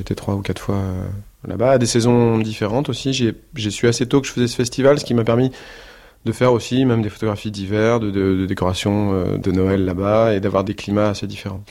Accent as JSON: {"language": "French", "region": "Normandy", "country": "France", "said": "moi, je suis normand"}